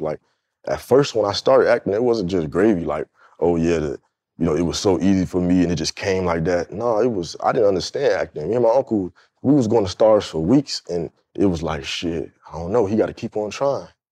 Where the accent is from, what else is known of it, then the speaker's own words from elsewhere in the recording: Fort Lauderdale, Florida, United States; I grew up in Fort Lauderdale, Florida, which is like twenty minutes from Miami